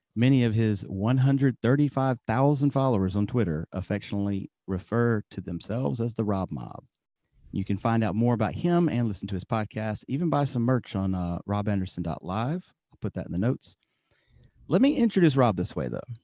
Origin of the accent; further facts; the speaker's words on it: Alabama, United States; moved away as an adult; also born or lived in Tokyo, Japan; now in Yamaguchi, Japan; I grew up in Alabama